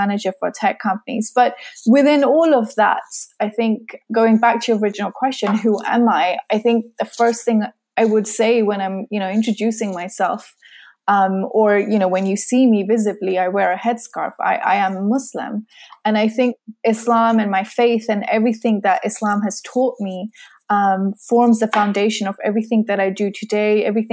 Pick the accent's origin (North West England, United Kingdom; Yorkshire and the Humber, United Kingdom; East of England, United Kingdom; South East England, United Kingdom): South East England, United Kingdom; Surrey; moved away as an adult; now in Kent, United Kingdom; I was born and raised in Surrey